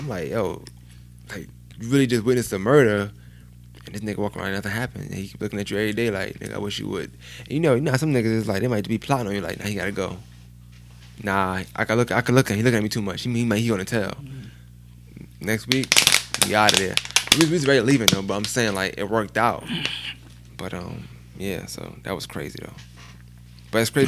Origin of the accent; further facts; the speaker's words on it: New York City, New York, United States; I'm from Bushwick